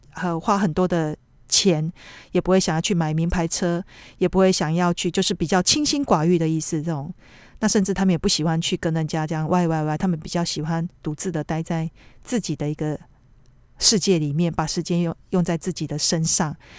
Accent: Taiwan; now in Tokyo, Japan; 那我们台湾人是可能你要吐的话，你自己偷偷摸摸，要吐之前你就去浴室，呃，厕所里面自己吐一吐

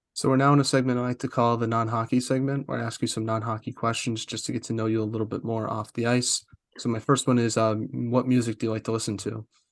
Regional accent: East Coast, United States; moved away; I'm from the East Coast

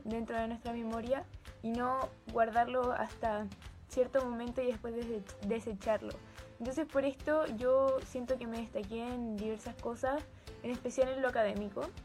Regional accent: Santiago, Santiago Metropolitan Region, Chile; de Santiago de Chile, tengo 16 años y soy ex alumna del colegio Hualquén Montessori.

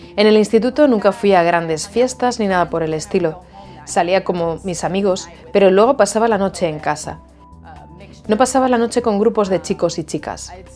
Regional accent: Jacksonville, Florida, United States; soy de Jacksonville, Florida. Aquí nací, y crecí.

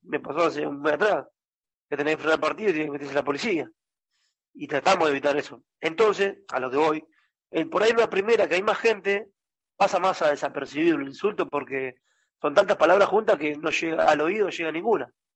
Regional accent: San Martín, Buenos Aires Province, Argentina; yo soy de San Martín

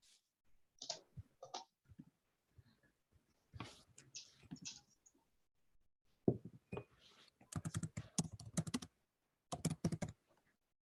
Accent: Caribbean Netherlands; also born or lived in Netherlands / Leiden, Netherlands; I am born in the Netherlands, but I was raised on Bonaire.

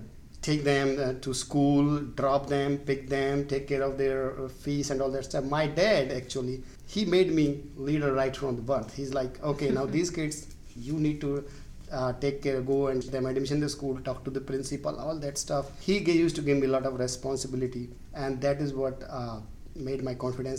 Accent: Haryana, India; also born or lived in Raleigh, United States; now in Richmond, United States; I'm from Haryana, but we touch the border with UP, and particularly the Braj area

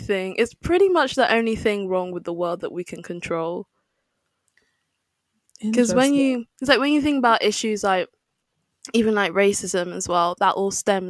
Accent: Nigeria; I always get that from other Nigerians as well. When I tell them I'm Nigerian, they're like, really?

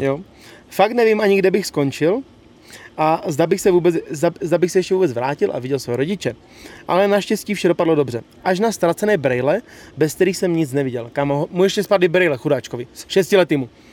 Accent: Bohemia, Czechia; u nás v Čechách

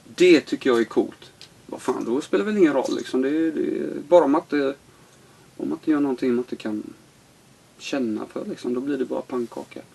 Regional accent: Sweden; also born or lived in Los Angeles, United States

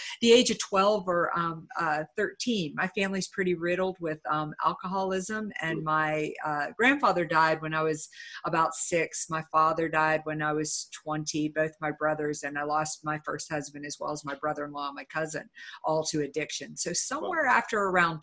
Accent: Uniontown, Pennsylvania, United States; I grew up in a little town called Uniontown, Pennsylvania

